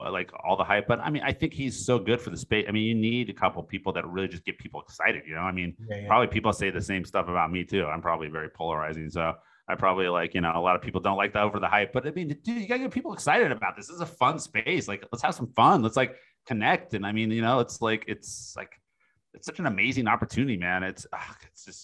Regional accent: Seattle, Washington, United States; moved away; I'm originally from Seattle.

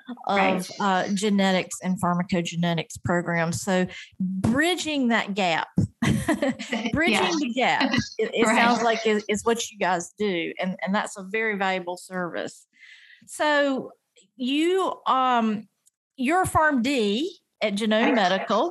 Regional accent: North Carolina, United States; North Carolina, which is my home state

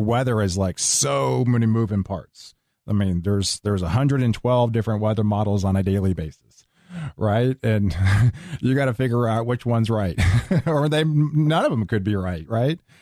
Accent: Houston, Texas, United States; I grew up in Houston.

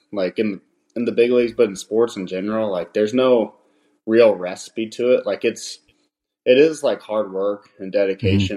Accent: Missouri City, Texas, United States; I'm from Missouri City

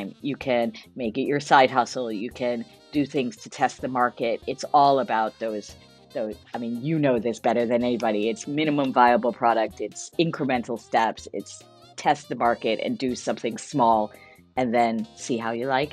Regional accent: United States; moved away as an adult; also born or lived in London / China; my husband's Australian, I'm American.

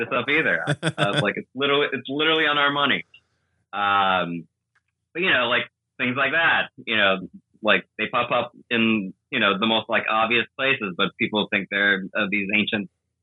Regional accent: New York City, New York, United States; also born or lived in Moscow, Russia; I was born in Moscow, but I grew up in the Bronx and just in New York City since I was one

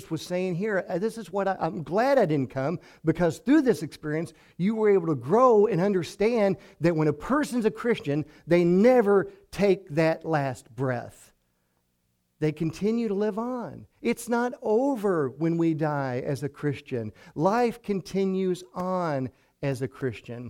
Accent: Hartford, Kentucky, United States; I grew up in Hartford, over in Ojai County

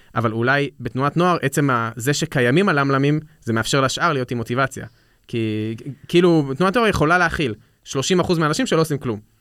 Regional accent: Israel

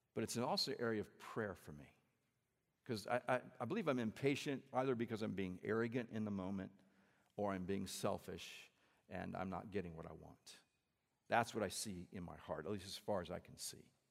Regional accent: central Indiana, United States; also born or lived in Peoria, Illinois; we grew up in the Midwest. Uh, we're both from Indiana. Actually, I was born in Illinois, born in Peoria, Illinois. And we lived there until I was about eight and then moved to central Indiana

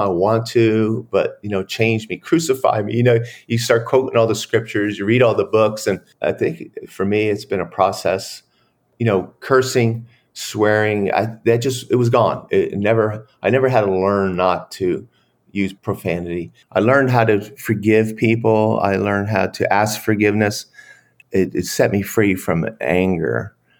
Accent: Pennsylvania, United States; moved away as an adult; now in Dallas, United States; spent time with my sister and family in Pennsylvania, and then I relocated three weeks later in, to here in Dallas, Fort Worth, Texas

